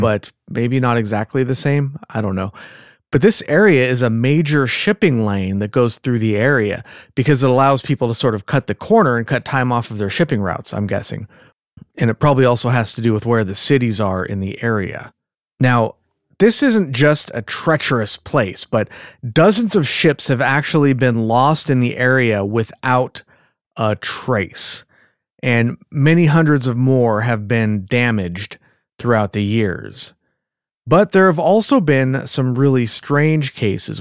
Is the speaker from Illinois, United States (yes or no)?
no; California, United States; accent: California; with my California accent